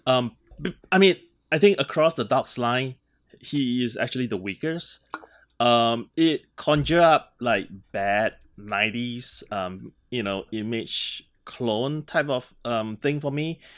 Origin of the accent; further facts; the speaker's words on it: Singapore; moved away; I grew up in Singapore